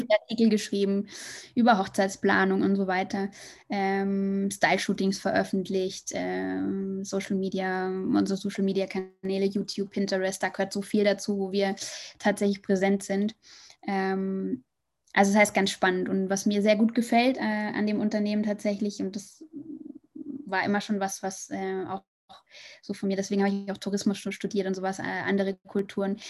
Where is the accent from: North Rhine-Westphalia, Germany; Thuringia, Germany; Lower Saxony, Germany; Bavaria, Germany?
Bavaria, Germany; Munich; moved away as an adult; also born or lived in Hamburg; now in Madrid, Spain; also ich komme eigentlich ähm, aus München